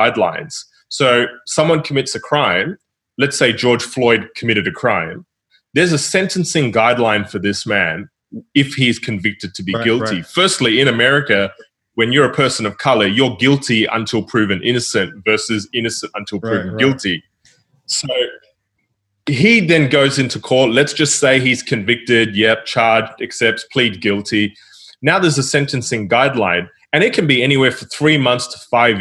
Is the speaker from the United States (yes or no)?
no; New Zealand; also born or lived in Southeast Asia; now in Australia; I grew up in New Zealand, and my parents were missionaries in Southeast Asia, and then we moved to New Zealand